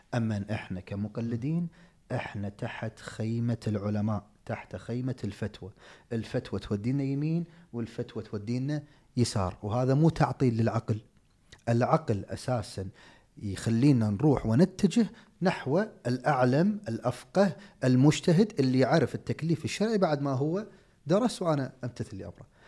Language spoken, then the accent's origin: Arabic; Kuwait; عندنا في الكويت